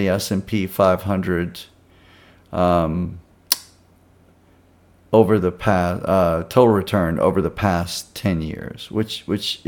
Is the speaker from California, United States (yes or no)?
no; Baton Rouge, Louisiana, United States; now in Texas, United States; back home where I grew up in and around Baton Rouge, Louisiana